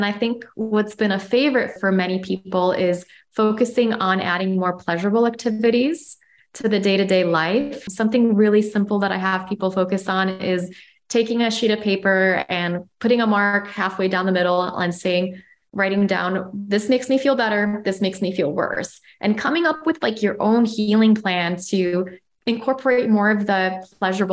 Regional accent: Chicago, Illinois, United States; moved away; also born or lived in Amsterdam; I'm from Chicago and I've lived in Europe

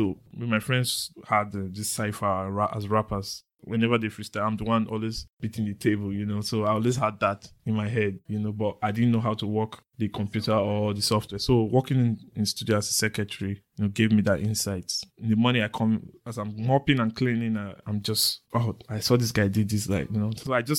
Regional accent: Edo, Nigeria; Yeah, I was born in Edo State, family of three, the eldest and the only boy, raised by my mom, lost my dad in 92.

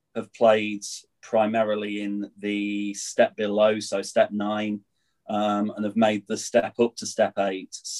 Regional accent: Nottingham, East Midlands, United Kingdom; now in Ossett, United Kingdom; Originally, I'm from Nottingham

